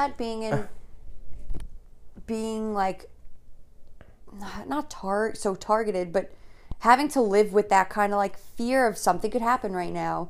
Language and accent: English; New York City, New York, United States; At least I was from the North Shore.